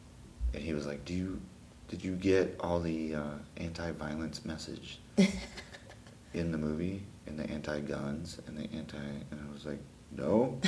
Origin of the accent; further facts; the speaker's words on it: Connecticut, United States; born there; also born or lived in Texas; No, I was born on a nuclear submarine base in Connecticut.